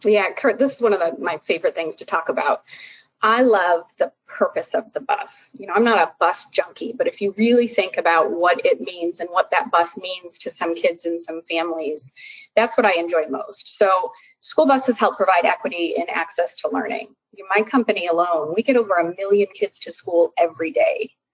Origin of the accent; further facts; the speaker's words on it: Chicago, Illinois, United States; moved away as an adult; also born or lived in Boston / Durham; I moved from Boston back to Chicago, outside of Chicago, where I live now, which is where I grew up